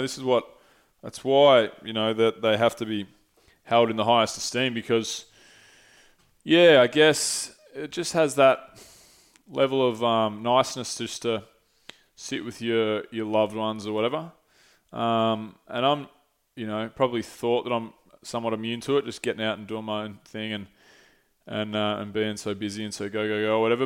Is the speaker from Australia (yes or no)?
yes; St Andrews Beach, Victoria, Australia; moved away as an adult; now in Melbourne, Australia; I grew up in Saint Andrews